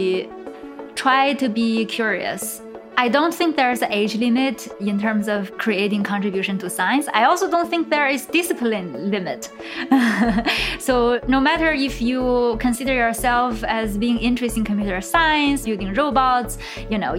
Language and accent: English; China; moved away; I'm from China